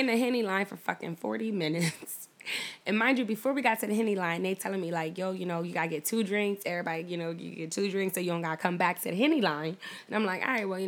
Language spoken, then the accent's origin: English; Delaware, United States; I'm from Delaware.